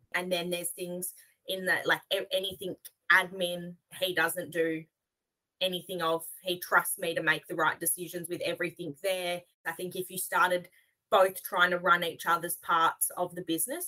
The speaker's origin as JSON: {"language": "English", "region": "Western Australia", "country": "Australia", "said": "from AJM Hire in Western Australia."}